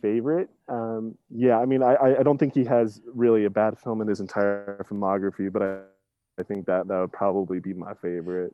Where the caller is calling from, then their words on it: Salt Lake City, Utah, United States; I am calling from Salt Lake City, Utah